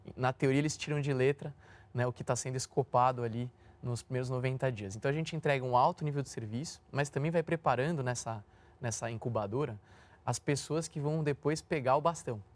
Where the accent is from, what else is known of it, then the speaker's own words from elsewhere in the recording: São Paulo, Brazil; Sou nascido e criado no Itaim Bibi